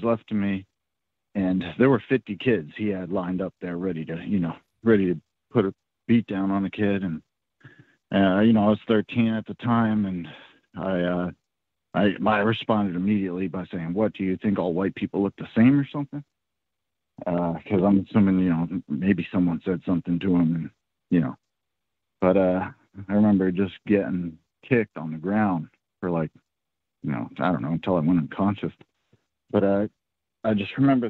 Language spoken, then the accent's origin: English; Oakland, California, United States; now in Rhode Island, United States; my childhood growing up in Oakland, California as a white kid